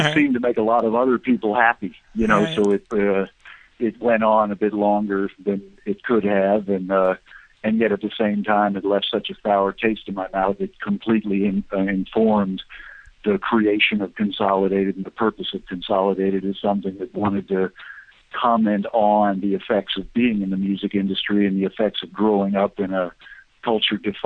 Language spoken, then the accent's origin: English; United States; I grew up in America and came of age in the 70s